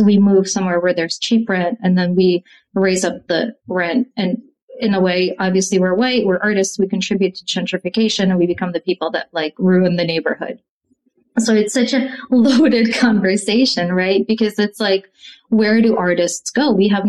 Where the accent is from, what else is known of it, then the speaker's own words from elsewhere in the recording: Connecticut, United States; moved away as an adult; also born or lived in Russia; now in New York, United States; So I grew up in Connecticut, so I was always coming into New York, but I didn't move till 2004. And I moved to Spanish Harlem